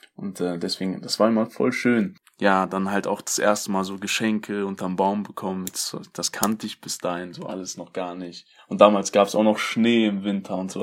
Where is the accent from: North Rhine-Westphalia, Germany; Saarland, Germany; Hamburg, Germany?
North Rhine-Westphalia, Germany; Hagen; also born or lived in Zanzibar; da wo ich äh, aufgewachsen bin, die Stadt